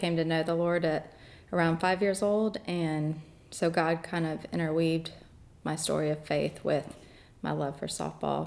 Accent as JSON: {"language": "English", "region": "Kansas", "country": "United States", "tie": "born or raised there", "also_born_or_lived": "Tibet / China", "moved": "as an adult", "lives_now": "Auburn, United States", "said": "I'm from Kansas. Originally, I grew up in a suburb of Kansas City most of my life"}